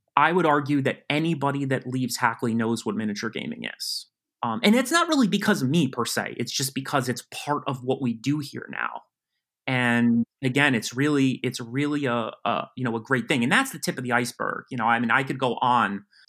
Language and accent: English; West Harrison, New York, United States; I grew up in Westchester County, New York. Um, I grew up in a, a town called West Harrison.